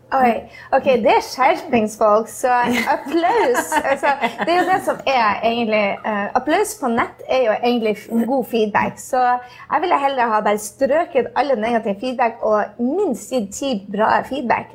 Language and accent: Norwegian; Norway; now in New York, United States; Jeg var nettopp hjemme i Norge hvor jeg eh, var nervøs for et skoletreff